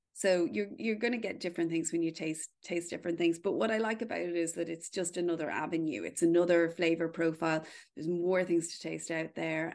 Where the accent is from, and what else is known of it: Kildare, County Kildare, Ireland; born or raised there